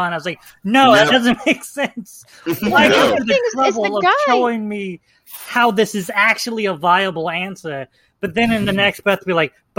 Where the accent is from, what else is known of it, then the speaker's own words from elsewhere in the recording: Midwest, United States; We're from the Midwest